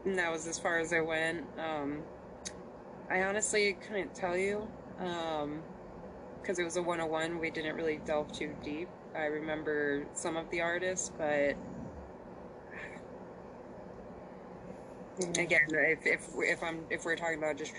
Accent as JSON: {"language": "English", "town": "Phoenix", "region": "Arizona", "country": "United States", "said": "I'm from Phoenix, Arizona."}